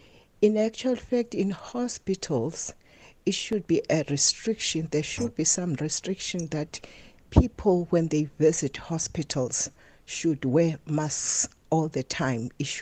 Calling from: Butterworth, Eastern Cape, South Africa; I'm calling from Butterworth.

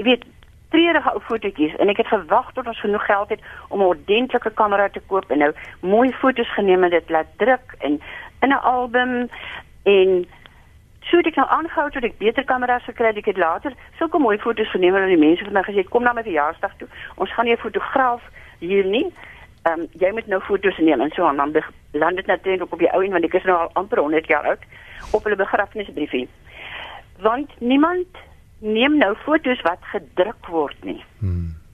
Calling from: Stellenbosch, Western Cape, South Africa; Goeienaand … Ek bel hier uit Stellenbosch uit.

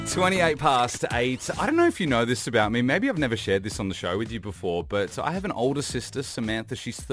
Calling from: Dubai, United Arab Emirates; Yeah, good, thanks. I'm calling from Dubai.

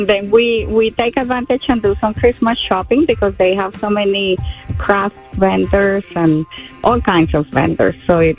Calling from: Stoughton, Massachusetts, United States; I'm calling from Stoughton, Massachusetts.

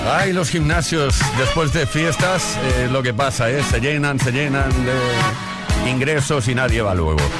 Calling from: Huesca, Aragon, Spain; de Huesca.

